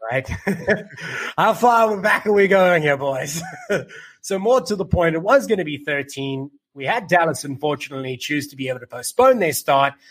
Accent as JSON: {"language": "English", "country": "South Africa", "said": "me being South African, having rugby a part of my life from as far back as I can remember"}